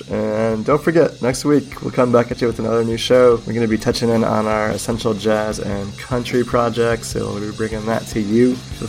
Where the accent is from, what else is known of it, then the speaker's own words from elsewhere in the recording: East Coast, United States; for someone growing up on the East Coast and not really having a lot of experience with what life was like on a farm with cattle and in the Midwest